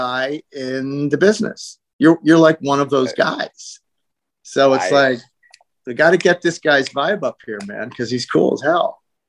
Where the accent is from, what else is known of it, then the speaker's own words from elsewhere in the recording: New Jersey, United States; I'm from New Jersey.